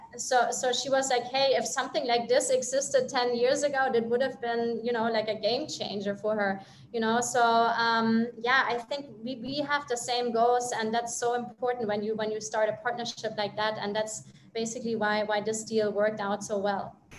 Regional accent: Germany; moved away; I'm from Europe, I'm from Germany actually

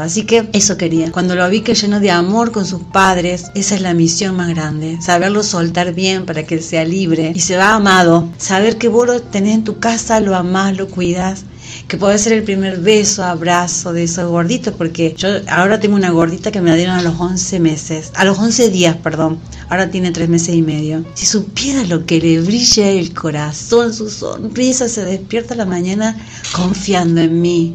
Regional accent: Villa Carlos Paz, Córdoba, Argentina; yo como soy de Carlos Paz

